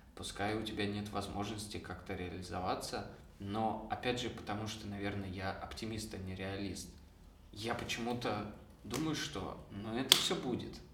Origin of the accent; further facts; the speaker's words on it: Kopeysk, Chelyabinsk Oblast, Russia; now in Moscow, Russia; Я из города Копейск, такой есть город в Челябинской области.